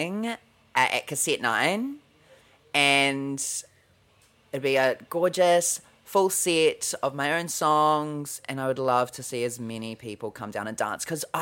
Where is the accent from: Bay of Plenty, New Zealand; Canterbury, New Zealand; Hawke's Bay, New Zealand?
Hawke's Bay, New Zealand; moved away; also born or lived in Wellington; I am from Hawke's Bay